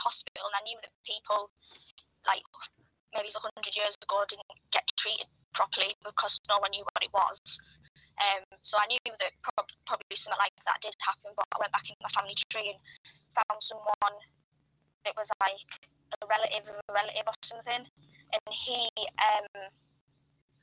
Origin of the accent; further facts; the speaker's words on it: Darlington, North East England, United Kingdom; I am from Darlington, which is an ex-mining town in the northeast of England